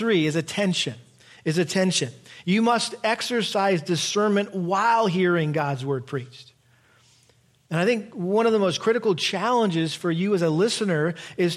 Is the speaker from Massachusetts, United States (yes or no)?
yes; Massachusetts, United States; We grew up in Massachusetts, and we had a big garden